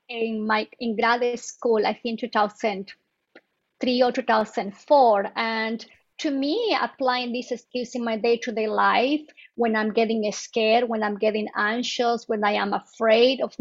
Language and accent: English; Bolivia; moved away as an adult; now in United States; I am originally from Bolivia, South America, and I came to the States, I think, in 2001.